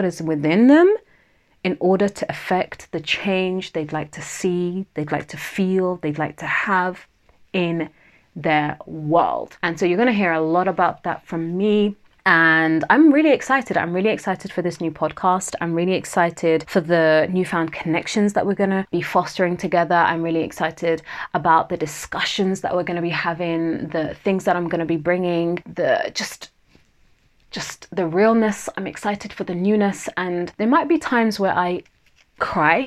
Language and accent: English; London, United Kingdom; accent: Southeast London twang; I'm from Southeast London, as in that's where, you know, I was raised, not born. So that might mean that my Southeast London twang might come out once in a while